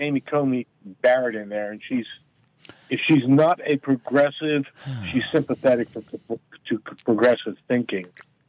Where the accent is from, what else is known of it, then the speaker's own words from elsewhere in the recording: Japan; now in United States; No, I grew up in Japan.